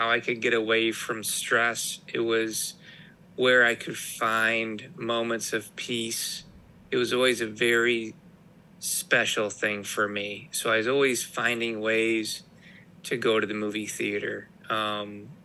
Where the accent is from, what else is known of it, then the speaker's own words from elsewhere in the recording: Detroit, Michigan, United States; I was born in the Metro Detroit area